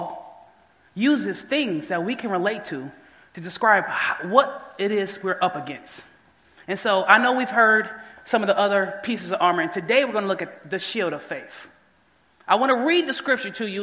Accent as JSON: {"language": "English", "town": "Detroit", "region": "Michigan", "country": "United States", "tie": "born or raised there", "said": "I was born and raised in Detroit"}